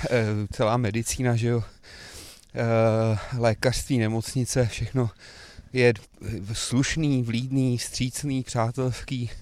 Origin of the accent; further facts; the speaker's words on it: Kladno, Central Bohemian Region, Czechia; also born or lived in Prague / Slabce; jsem narozený v Praze, ale od dvou let jsem vyrůstal na Kladně